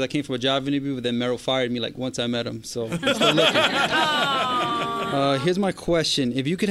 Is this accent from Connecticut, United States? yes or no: no; New York City, New York, United States; We're from the Lower East Side of Manhattan. I'm not from the Bronx. I'm like the only non-Bronx person.